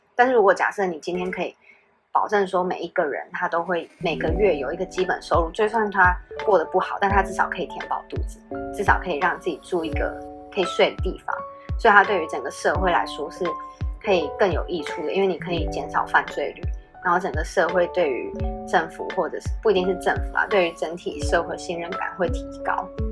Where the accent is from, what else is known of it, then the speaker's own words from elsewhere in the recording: Taiwan; 我就很不像台湾人